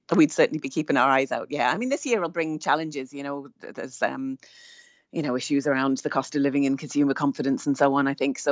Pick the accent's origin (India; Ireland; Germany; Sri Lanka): Ireland; we are Irish booksellers on the ground.